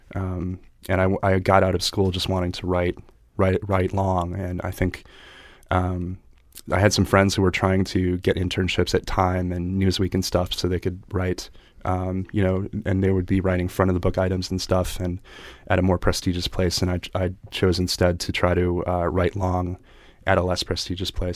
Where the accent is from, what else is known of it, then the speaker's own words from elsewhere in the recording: Chester County, Pennsylvania, United States; Chester County, Pennsylvania, like, uh, horse country